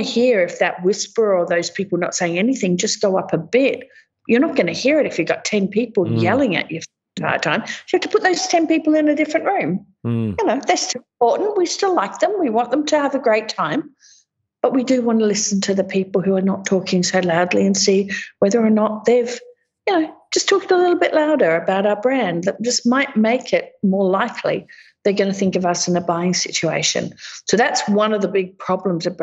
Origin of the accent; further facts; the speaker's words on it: Australia; being Australian